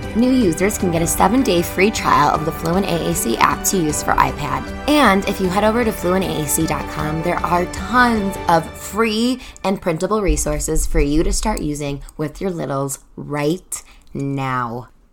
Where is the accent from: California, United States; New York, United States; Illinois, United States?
Illinois, United States; Chicago; moved away as an adult; now in Denver, United States; I grew up in Chicago, the first twenty-four years of my life